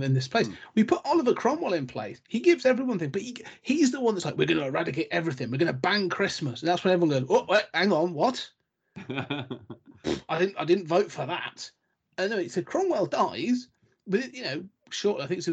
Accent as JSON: {"language": "English", "region": "England", "country": "United Kingdom", "said": "we as the English"}